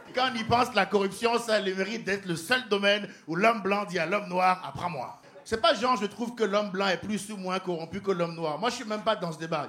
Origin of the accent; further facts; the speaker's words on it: France; en tant que Français